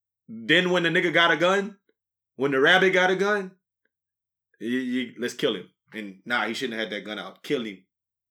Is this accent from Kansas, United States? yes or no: no; Acadiana, Louisiana, United States; we have a problem in our hometown